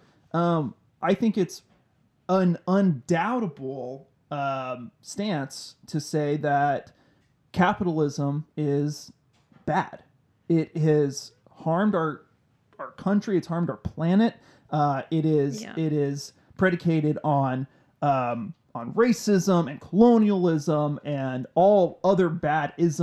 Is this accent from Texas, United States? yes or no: yes; Waxahachie, Texas, United States; when I was growing up in Waxahachie